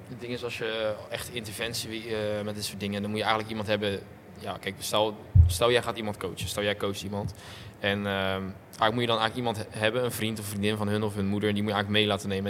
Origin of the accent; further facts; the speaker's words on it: Rotterdam area, South Holland, Netherlands; ik kom, nou, niet, niet per se echt uit Rotterdam. Ik kom uit de randstad van Rotterdam